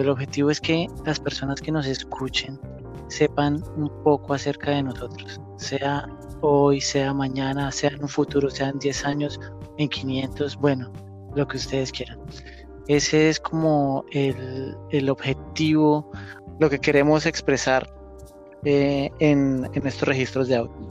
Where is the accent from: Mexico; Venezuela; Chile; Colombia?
Colombia; Bogotá; moved away; yo soy de Bogotá, Colombia. Actualmente estoy en otro país